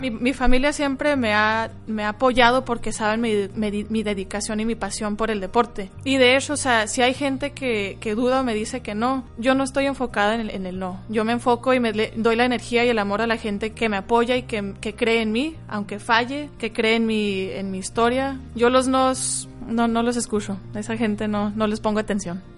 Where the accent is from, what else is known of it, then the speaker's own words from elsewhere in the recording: Phoenix, Arizona, United States; first language Spanish; tengo 28 años, soy de Phoenix, Arizona y soy atleta de taekwondo a nivel internacional